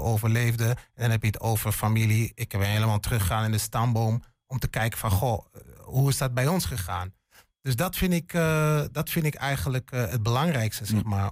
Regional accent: Hengelo, Overijssel, Netherlands; moved away as an adult; ik, ik ben een tukker. Geboren en getogen in Hengelo

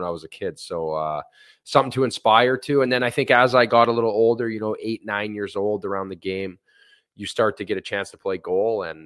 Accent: Thunder Bay, Ontario, Canada; I'm born and raised in Thunder Bay, Ontario

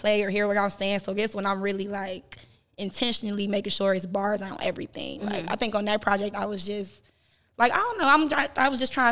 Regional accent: Euclid, Ohio, United States; also born or lived in Cleveland, Ohio; I grew up mostly in Euclid, but most of my family from St. Clair

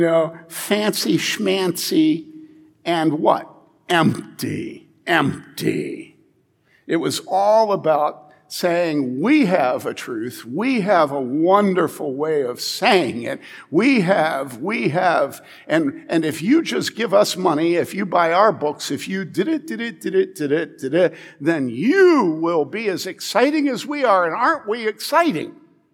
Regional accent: Wheaton, Illinois, United States; I grew up in Wheaton

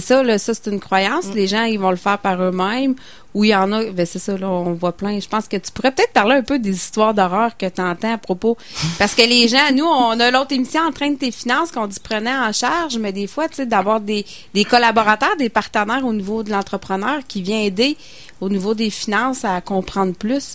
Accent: Stoneham, Quebec, Canada; chez nous à Stoneham

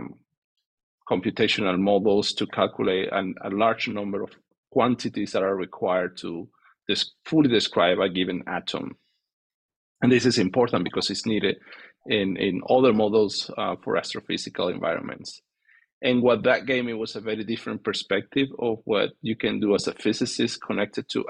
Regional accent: Venezuela; moved away; I'm from Venezuela, and that's what I did my undergrad

